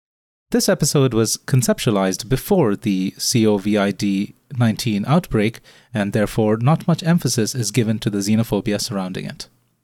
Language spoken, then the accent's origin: English; India; now in Singapore; As an Indian citizen myself, living here in Singapore